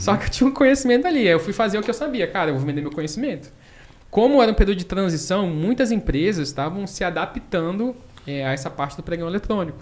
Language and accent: Portuguese; Brasília, Federal District, Brazil; also born or lived in Manaus; sou de Manaus, né? a gente foi para Brasília quando eu tinha lá meus, meus sete anos